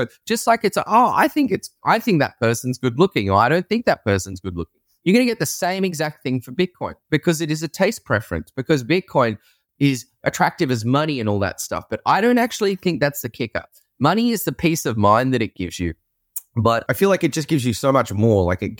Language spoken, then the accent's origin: English; Sydney, New South Wales, Australia; moved away as an adult; also born or lived in San Francisco, United States; I'm from Sydney, Australia, and I used to live and work in San Francisco